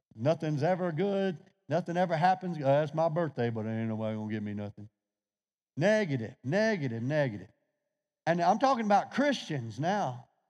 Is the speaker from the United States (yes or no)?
yes; Louisiana, United States; I'm from Louisiana